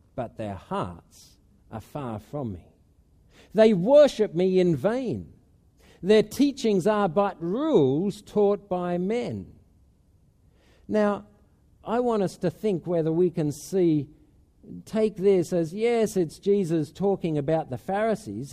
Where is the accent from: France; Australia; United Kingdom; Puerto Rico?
Australia; moved away as an adult; now in Spain; at home in Australia